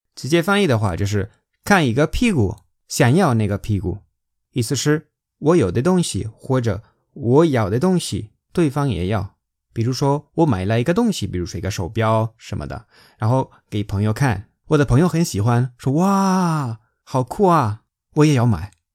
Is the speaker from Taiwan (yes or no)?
no; Spain; Chinese is a second language; moved away as an adult; now in China; 我是在中国生活工作六年的西班牙人